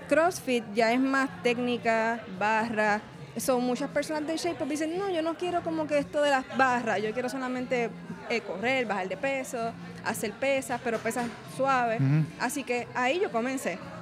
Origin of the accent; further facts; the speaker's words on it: Cataño, Puerto Rico; moved away as an adult; also born or lived in Río Piedras / Ponce; now in Cayey, Puerto Rico; Yo soy natural de Cataño